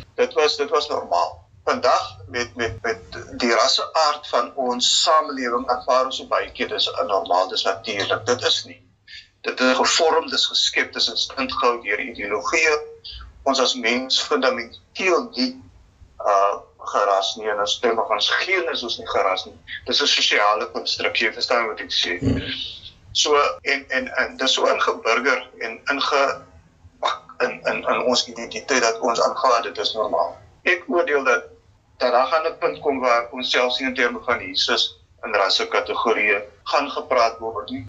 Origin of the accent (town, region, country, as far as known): South Africa